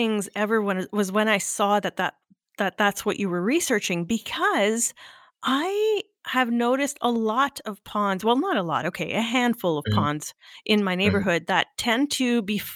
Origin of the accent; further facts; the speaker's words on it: Canada; I'm French Canadian